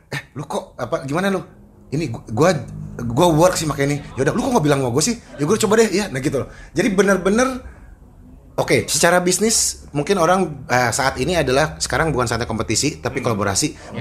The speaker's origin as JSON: {"language": "Indonesian", "town": "Bandung", "region": "West Java", "country": "Indonesia", "tie": "born or raised there", "said": "gue kan dilahirkan di Bandung ya dan besar di Bandung"}